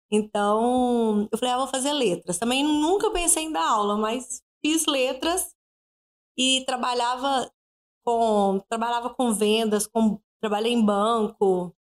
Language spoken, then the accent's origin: Portuguese; Belo Horizonte, Minas Gerais, Brazil; moved away as an adult; now in Viçosa, Brazil; sou de Belo Horizonte, né? nascida e criada lá. É, vim para Viçosa diferente de muitos que vêm para Viçosa para estudar. Eu vim porque eu casei. E já vai fazer 14 anos.